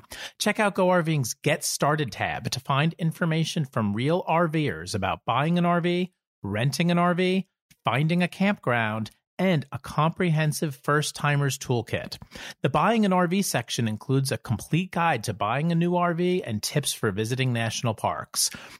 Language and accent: English; East Coast, United States; We're also from the East Coast. And it's like, if there were amazing boondocking sites all around where I live, we would be there.